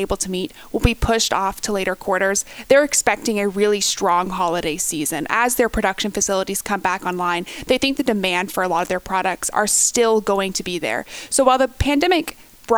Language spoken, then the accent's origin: English; United States; as an American